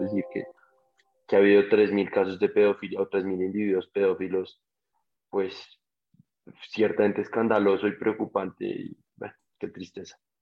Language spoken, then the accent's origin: Spanish; Colombia; como colombianos